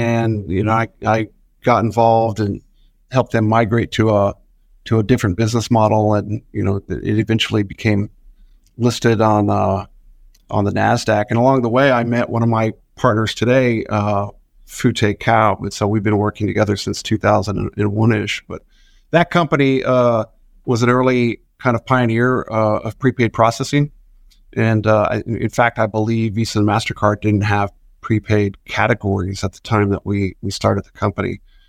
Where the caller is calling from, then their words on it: Austin, Texas, United States; I'm calling in from Austin, Texas.